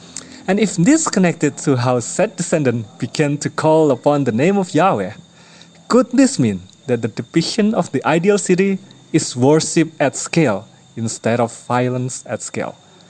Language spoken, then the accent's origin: English; Indonesia; English is a second language; Hello, Tim and John. … I'm from Indonesia.